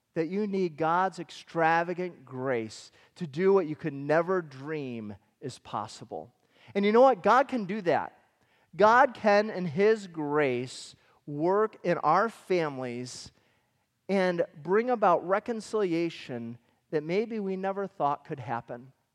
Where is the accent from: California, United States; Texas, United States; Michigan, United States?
Michigan, United States; we grew up in Michigan.